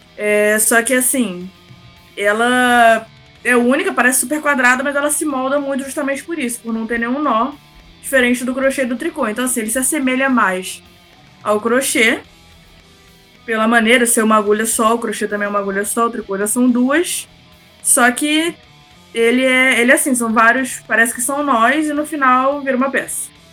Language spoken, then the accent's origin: Portuguese; Rio de Janeiro, Brazil; eu sou do Rio de Janeiro